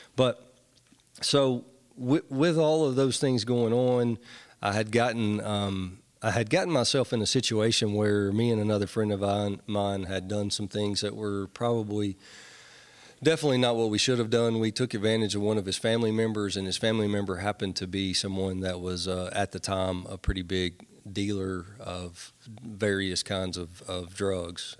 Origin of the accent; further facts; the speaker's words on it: Nashville, Tennessee, United States; I grew up in Nashville